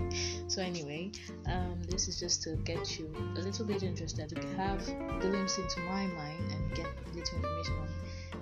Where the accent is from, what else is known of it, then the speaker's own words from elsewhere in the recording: Nigeria; So I'm a Nigerian teenager at the bridge of adulthood.